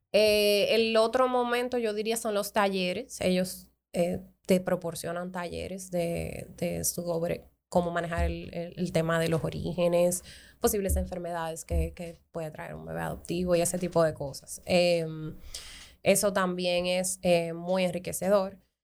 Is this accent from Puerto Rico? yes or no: no; Dominican Republic; como dominicanos